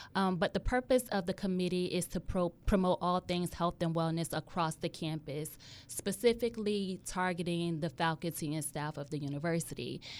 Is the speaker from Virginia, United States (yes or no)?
yes; Hampton Roads, Virginia, United States; I was born and raised in Hampton Roads